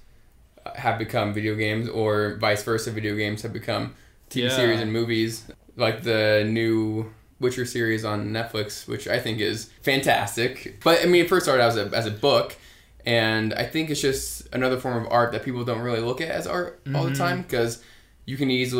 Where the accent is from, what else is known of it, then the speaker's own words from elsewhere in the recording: Colorado Springs, Colorado, United States; moved away as an adult; Growing up in Colorado